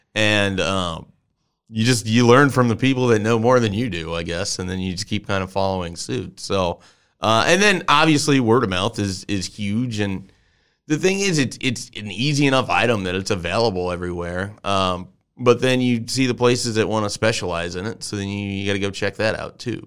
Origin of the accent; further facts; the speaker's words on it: Columbus, Nebraska, United States; a place that I grew up in Columbus, Nebraska